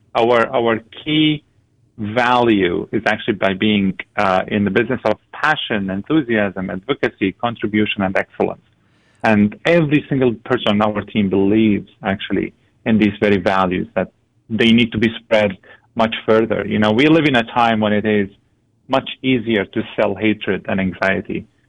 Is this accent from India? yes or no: no; Syria; also born or lived in Lebanon; now in Antigonish, Canada; My family and I come from Syria. We fled the country in 2012